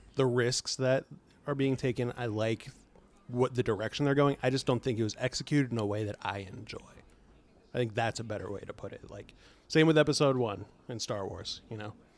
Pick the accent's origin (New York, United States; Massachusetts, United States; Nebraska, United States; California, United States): California, United States; Bay Area; I'm from the Bay Area